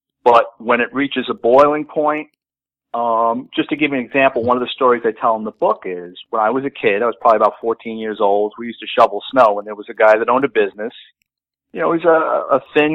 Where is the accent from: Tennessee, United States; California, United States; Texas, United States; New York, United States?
New York, United States; New York City; growing up in the Bronx